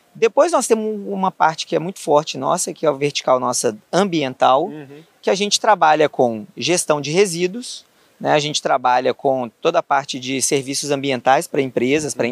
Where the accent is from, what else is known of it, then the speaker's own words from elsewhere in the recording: Belo Horizonte, Minas Gerais, Brazil; sou natural de Belo Horizonte, é, vivi lá a minha vida praticamente toda